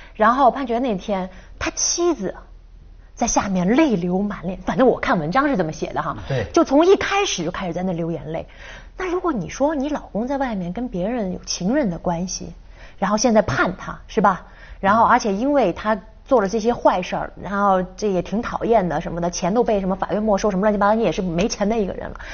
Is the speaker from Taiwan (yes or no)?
no; Guangdong, China; 我们广东人